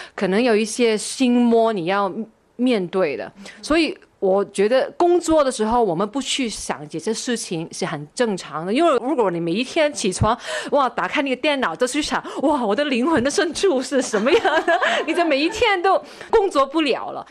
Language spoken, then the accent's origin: Chinese; Kowloon, Hong Kong; also born or lived in Wan Chai, Hong Kong / Sha Tin, Hong Kong; 我出生的时候是在九龙，我住到十多岁，我自己就搬了去湾仔跟我爷爷住